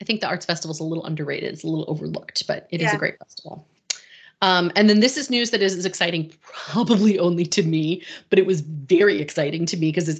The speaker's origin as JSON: {"language": "English", "region": "Northeast", "country": "United States", "said": "we're both from the Northeast."}